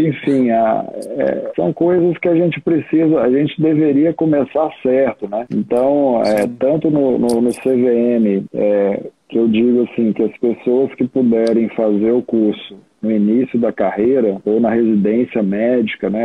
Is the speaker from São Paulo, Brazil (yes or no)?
no; Minas Gerais, Brazil; moved away as an adult; Eu não sou daqui, sou de Minas